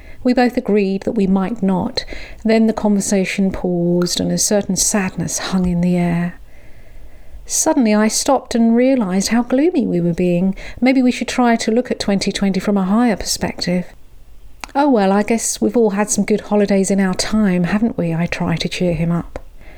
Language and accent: English; London, United Kingdom; Growing up in London, I wasn't really in touch with nature. I was an urban girl, and even at that tender age was more acquainted with the intricacies of city life, like shopping on Oxford Street or meandering around the Natural History Museum.